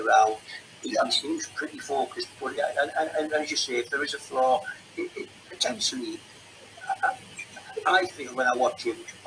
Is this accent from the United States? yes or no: no; Redcar, North East England, United Kingdom; we grew up on a council estate in Redcar